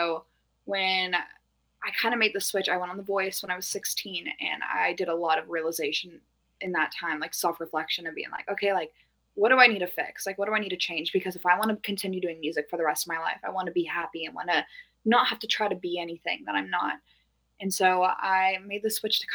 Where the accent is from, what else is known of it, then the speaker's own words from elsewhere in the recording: Norco, California, United States; I'm from Norco, California, which is like horse town USA